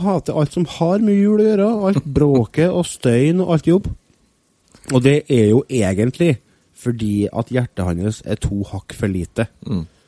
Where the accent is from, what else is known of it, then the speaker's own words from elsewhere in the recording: Norway; for meg som nordmann